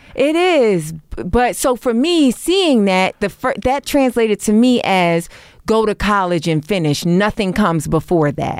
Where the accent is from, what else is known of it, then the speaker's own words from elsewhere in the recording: New York City, New York, United States; moved away; also born or lived in Brooklyn; I grew up in Harlem, but I was bussed out